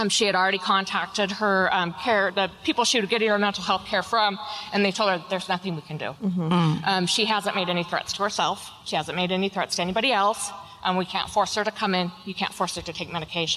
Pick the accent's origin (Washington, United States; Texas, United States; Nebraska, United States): Washington, United States; Auburn; I am from a little town that used to be called Slaughter